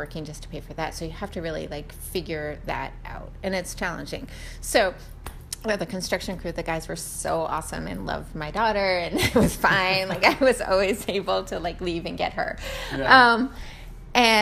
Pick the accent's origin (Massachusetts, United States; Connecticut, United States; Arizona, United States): Massachusetts, United States; Wellesley; also born or lived in Rockaway, New York; I grew up in Massachusetts